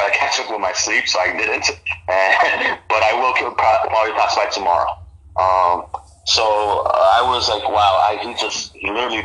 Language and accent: English; New York, United States; I was born in New York. Born and raised